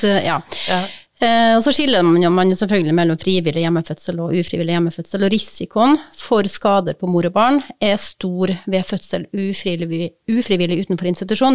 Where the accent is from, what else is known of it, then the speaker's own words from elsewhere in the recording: Kristiansund, Møre og Romsdal, Norway; Kristiansund, ja. som er byen der jeg kommer fra, som er fødeavdelinga der jeg ble født.